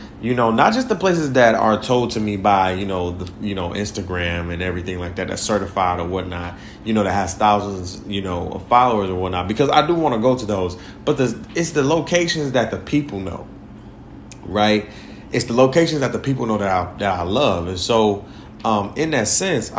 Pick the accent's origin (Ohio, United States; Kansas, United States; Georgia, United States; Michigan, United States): Michigan, United States; Detroit; also born or lived in Orlando, Florida / Brooklyn, New York / East Harlem, New York; now in New York, United States; Detroit is my hometown